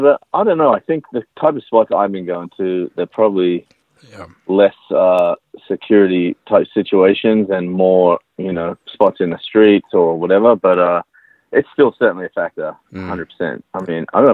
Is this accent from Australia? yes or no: yes; Sydney, New South Wales, Australia; moved away as an adult; also born or lived in New York City; now in United States; I grew up in Sydney, Australia